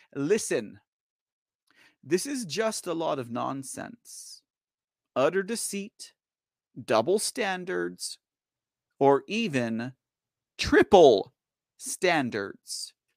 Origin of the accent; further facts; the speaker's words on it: United States; as an American